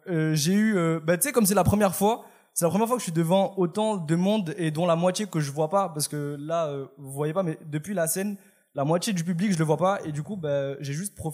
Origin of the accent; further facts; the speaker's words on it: France; je suis français